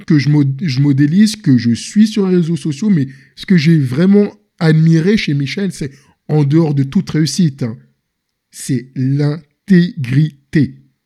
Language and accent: French; Senegal; moved away as an adult; also born or lived in Paris, France; je suis originaire du Sénégal